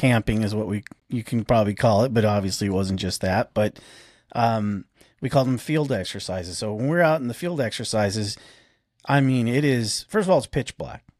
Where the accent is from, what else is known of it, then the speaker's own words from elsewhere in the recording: Arizona, United States; now in Ozarks, United States; I'm, I'm from Arizona